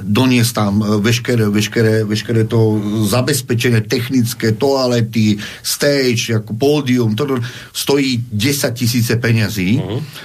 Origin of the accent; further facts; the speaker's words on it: Slovakia; v Amerike poviem, že som Slovák